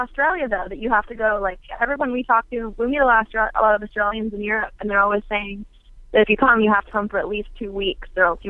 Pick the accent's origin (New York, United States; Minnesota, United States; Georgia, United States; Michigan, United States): Michigan, United States; Flint; now in Houston, United States; I'm originally from Flint, Michigan, and I currently live in Houston, Texas.